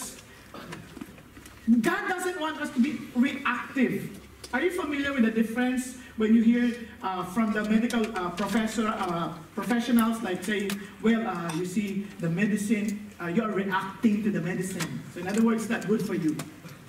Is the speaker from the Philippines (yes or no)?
yes; northern Philippines, Philippines; moved away; Coming from the Philippines, especially from the north, the way we speak English is very hard